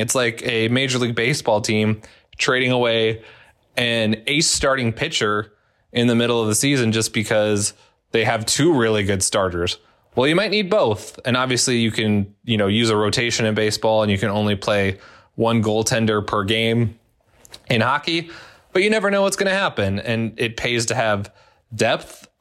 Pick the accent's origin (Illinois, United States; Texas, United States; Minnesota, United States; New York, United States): Minnesota, United States; growing up in Minnesota